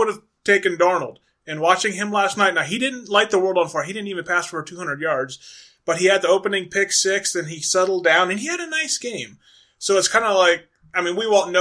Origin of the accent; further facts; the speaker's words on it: United States; growing up in Amish country